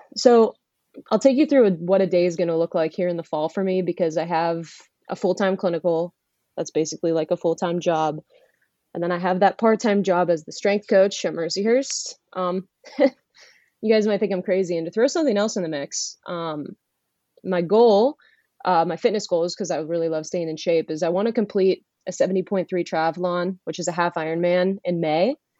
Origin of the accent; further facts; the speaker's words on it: Erie, Pennsylvania, United States; I am originally from Erie, Pennsylvania